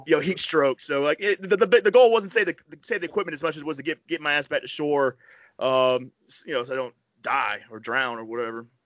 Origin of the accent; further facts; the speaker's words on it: Florida Panhandle, United States; moved away; I grew up in the Panhandle